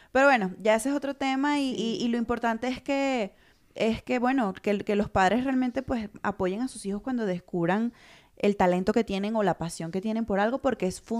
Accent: Mexico; accent: neutral Mexican; desde el hola, buenas tardes, o sea, con mi, con mi acento neutro mexicano, porque a mí me interesa

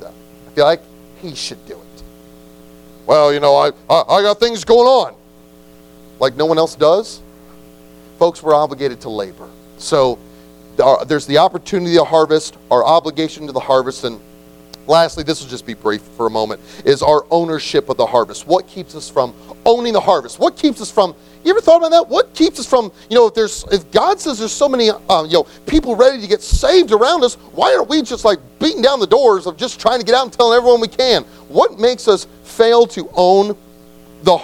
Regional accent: United States; we are so American

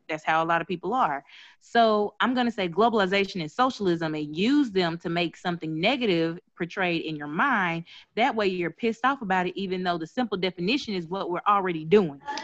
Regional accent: Mississippi, United States; I'm from Mississippi

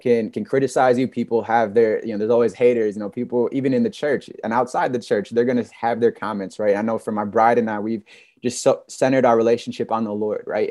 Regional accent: Michigan, United States; I'm from Michigan

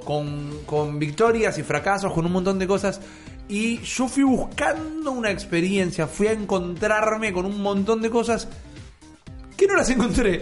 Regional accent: Argentina; Yo soy un argentino

